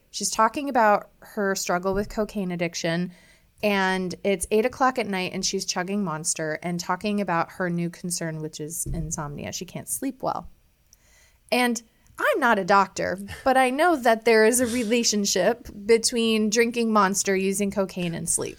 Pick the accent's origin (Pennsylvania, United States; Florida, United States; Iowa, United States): Iowa, United States; moved away as an adult; also born or lived in Chicago, Illinois; growing up in Iowa